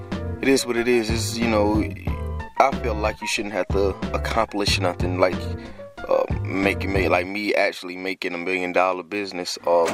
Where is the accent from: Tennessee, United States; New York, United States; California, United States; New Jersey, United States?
New Jersey, United States; Trenton; born there; I was born in Trenton, and, you know, when my mom moved down here and stuff like that.